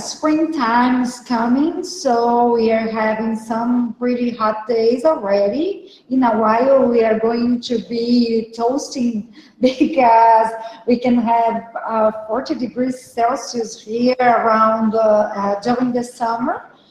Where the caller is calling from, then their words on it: South Region, Brazil; Hello for you both. I'm talking from Brazil. I'm in the south of Brazil right now, and I'm a lawyer, and I'm an author also.